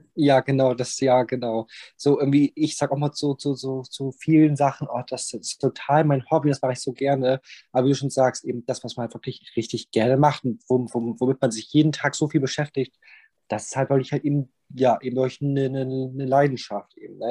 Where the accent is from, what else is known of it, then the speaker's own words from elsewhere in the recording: Bremen, Germany; moved away as an adult; now in Southern Germany; ich komme aus Bremen und bin dann, ähm, aus Bremenberg rausgezogen und hab dann, ähm, hier in Süddeutschland, ähm, mein Nest dann aufgeschlagen